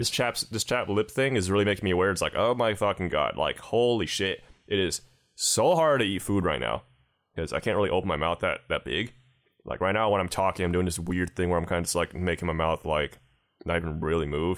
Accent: United States; as an American

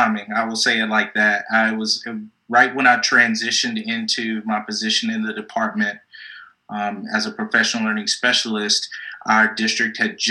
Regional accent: Martinsville, Virginia, United States; moved away as an adult; also born or lived in Hampton, Virginia / Blacksburg, Virginia / North Carolina; Originally, I'm from a small town in Virginia called Martinsville

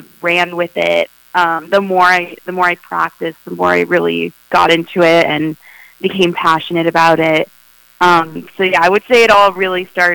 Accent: Los Angeles, California, United States; I was born and raised in Los Angeles, California, specifically the Valley

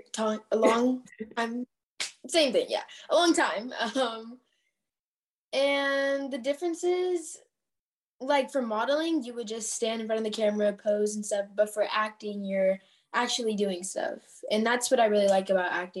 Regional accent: Orange County, California, United States; I'm from California, like Orange County area

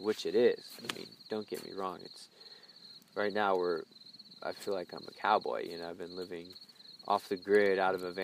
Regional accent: Plano, Texas, United States; also born or lived in Durban, South Africa; a white boy in Dallas living in Plano where I grew up

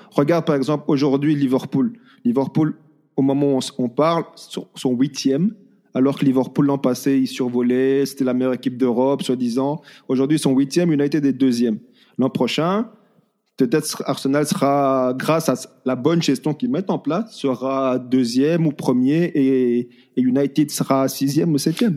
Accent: Belgium; En tant que Belge

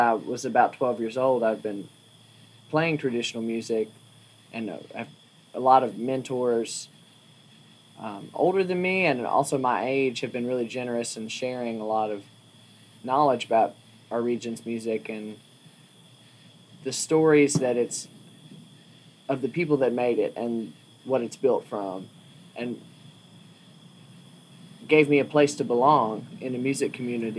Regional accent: Wytheville, Virginia, United States; moved away as an adult; now in Berea, United States; I was born and raised in Wytheville, Virginia

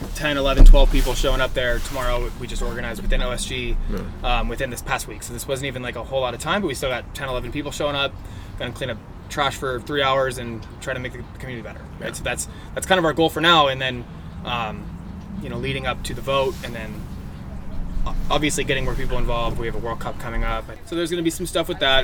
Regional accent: Encinitas, California, United States; I grew up, born and raised in Encinitas.

